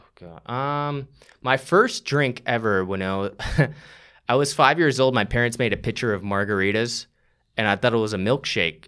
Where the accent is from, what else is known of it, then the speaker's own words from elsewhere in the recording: St. Johns County, Florida, United States; moved away as an adult; now in Austin, United States; I grew up in Saint John's County